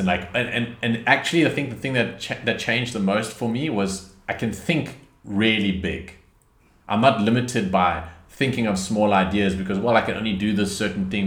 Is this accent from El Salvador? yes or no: no; South Africa; I come from South Africa.